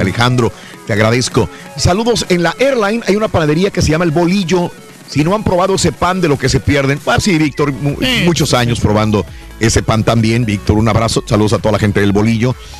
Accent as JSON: {"language": "Spanish", "country": "Mexico", "said": "nosotros como, como mexicanos, como latinos"}